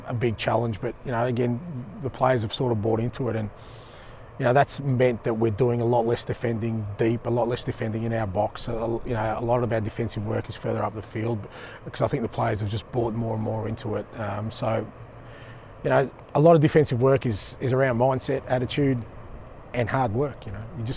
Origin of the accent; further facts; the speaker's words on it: Australia; moved away as an adult; also born or lived in Japan; now in Glasgow, United Kingdom; Being Australian